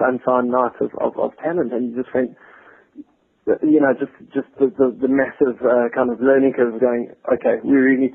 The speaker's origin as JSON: {"language": "English", "country": "South Africa", "tie": "born or raised there", "moved": "as an adult", "lives_now": "London, United Kingdom", "said": "growing up in the South African music scene, I had the privilege of playing for a really decent band back in SA"}